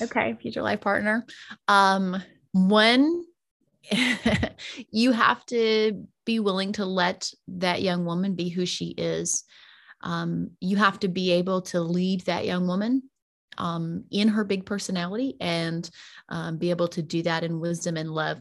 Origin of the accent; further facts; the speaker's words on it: the South, United States; now in Las Vegas, United States; I was raised in the South, I was raised in the Bible Belt